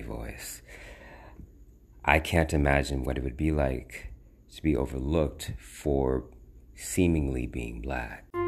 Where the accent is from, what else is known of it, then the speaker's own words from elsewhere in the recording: United States; I'm a black man with a certified birth certificate who was born and bred in America